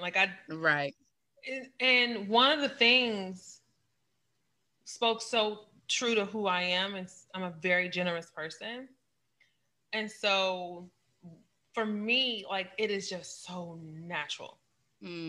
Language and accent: English; St. Louis, Missouri, United States; I'm from St. Louis. We call it crab ragoon.